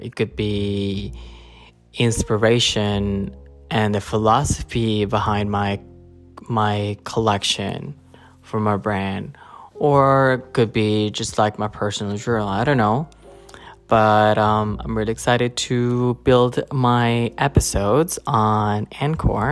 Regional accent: Japan; moved away as an adult; also born or lived in Philippines; now in New York, United States; I was born in Philippines, grew up in Japan. I moved there when I was 9. Lived there for 17 years, and then I've been living in New York since 2014.

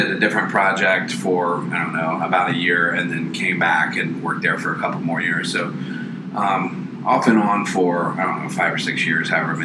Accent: Charlotte, North Carolina, United States; I grew up in Charlotte

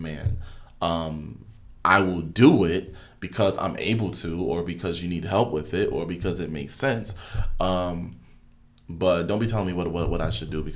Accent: United States; because I'm American, I'm a teacher

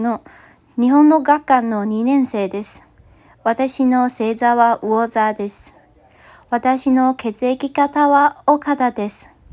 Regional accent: Taiwan; Japanese is a second language; 私は台湾人です

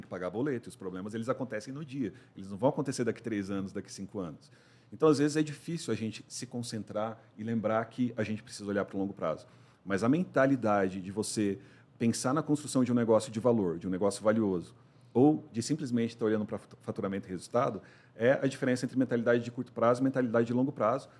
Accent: São Paulo, Brazil; moved away as an adult; also born or lived in Santa Catarina; eu sou paulistano, 44 anos

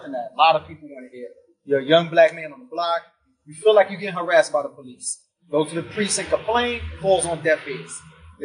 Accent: United States; I'm American

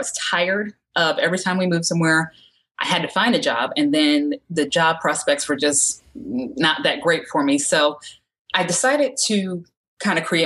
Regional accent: Connecticut, United States; now in Georgia, United States; I live in Georgia now, but I'm from Connecticut

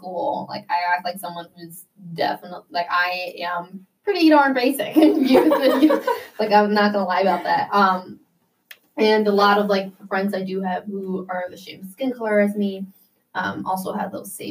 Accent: Vernon Hills, Illinois, United States; I was born and raised in Vernon Hills

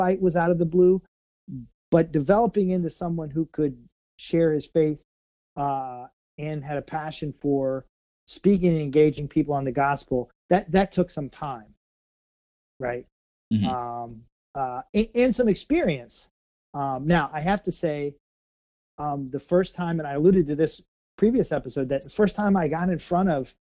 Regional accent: Missouri, United States; I'm from Missouri. Okay, not Kansas

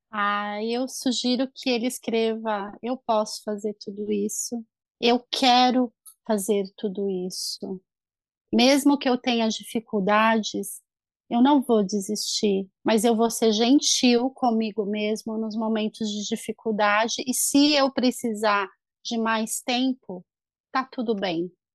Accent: Brazil; moved away as an adult; now in Ireland; eu sou brasileiro

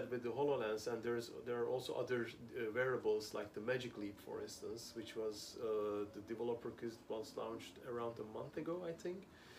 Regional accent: Amsterdam, North Holland, Netherlands; English is a second language; as you said, I'm here in Busan in South Korea for the last week, and I come from Amsterdam.

